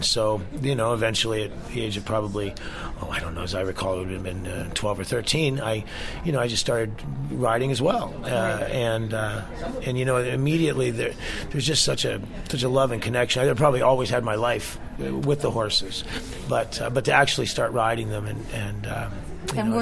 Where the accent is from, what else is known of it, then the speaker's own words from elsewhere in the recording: Calgary, Alberta, Canada; also born or lived in Portland, Oregon, United States; I was born in Portland, Oregon, where they had a business then. And my mother moved to Calgary when I was about 7 years old